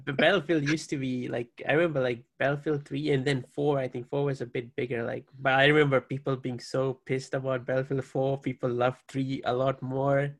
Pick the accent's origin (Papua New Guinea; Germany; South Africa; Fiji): Fiji; now in Hawaii, United States; I'm from Fiji as well. I currently reside in Hawaii, but like born and raised Fiji